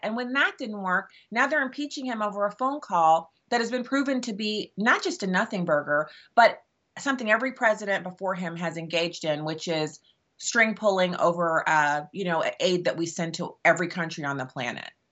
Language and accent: English; United States; as an American